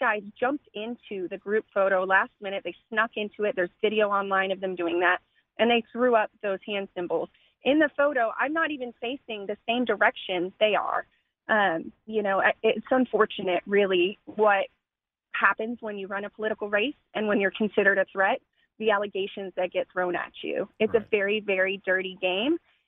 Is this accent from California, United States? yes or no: no; Austin, Texas, United States; I was born and raised in Austin, and I've lived in District 6 for my almost entire life